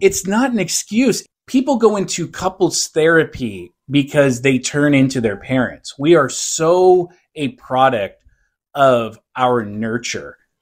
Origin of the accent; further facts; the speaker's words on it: Seattle, Washington, United States; also born or lived in Poway, California; now in South Orange County, United States; I'm from Seattle